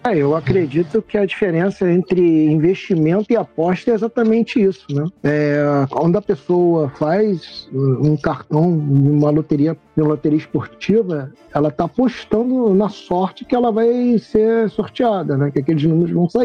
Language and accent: Portuguese; Niterói, Rio de Janeiro, Brazil; eu sou de Niterói